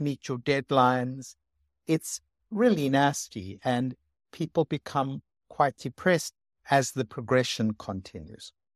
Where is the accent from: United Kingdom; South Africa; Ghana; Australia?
South Africa; moved away; I came from South Africa, which is very sunny